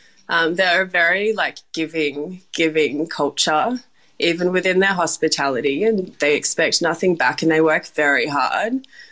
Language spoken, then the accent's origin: English; Perth, Western Australia, Australia; So I grew up in Perth, and my mum had immigrated from Japan, and my dad was working as a truck driver at the time.